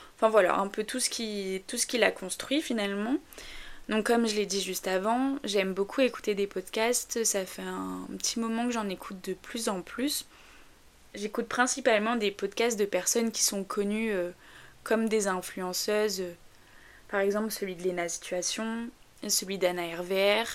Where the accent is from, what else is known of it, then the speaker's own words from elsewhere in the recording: north of France, France; je viens du nord de la France, alors j'espère que j'ai pas un accent trop prononcé